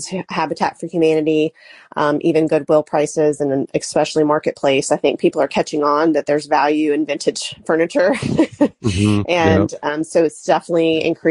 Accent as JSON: {"language": "English", "town": "Charlotte", "region": "North Carolina", "country": "United States", "also_born_or_lived": "Gastonia, North Carolina", "said": "I am originally from Charlotte, North Carolina, and I live about 30 minutes from Charlotte in Gastonia, North Carolina at the time"}